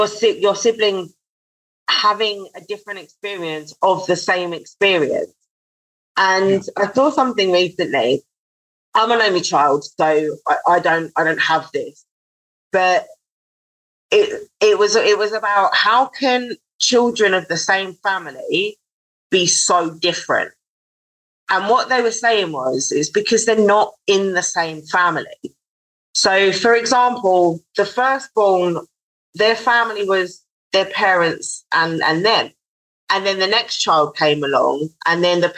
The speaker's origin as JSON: {"language": "English", "region": "London", "country": "United Kingdom", "said": "I'm from Southeast London"}